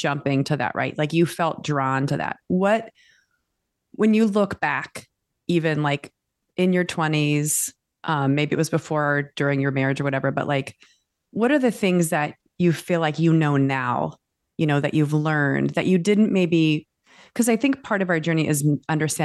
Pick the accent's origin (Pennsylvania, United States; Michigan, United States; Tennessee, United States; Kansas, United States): Kansas, United States; Southern; we grew up in Kansas, Southern Kansas.